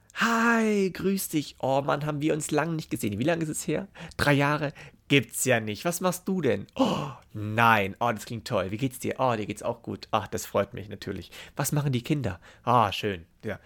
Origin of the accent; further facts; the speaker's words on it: Memmingen, Bavaria, Germany; Bei uns in Memmingen